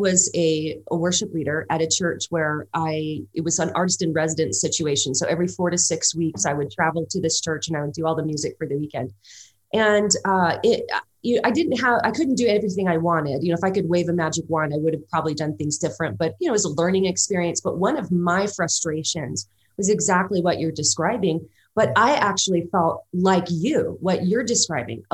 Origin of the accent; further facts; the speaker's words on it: Los Angeles, California, United States; I grew up in Los Angeles, California.